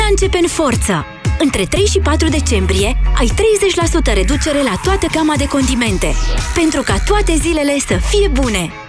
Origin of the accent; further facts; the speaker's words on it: Bucharest, Romania; Când zic, din București.